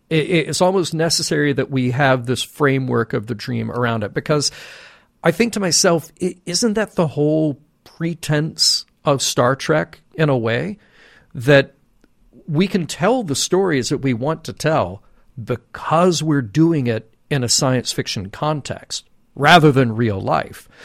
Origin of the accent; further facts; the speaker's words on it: Birmingham, Alabama, United States; I grew up in Birmingham, Alabama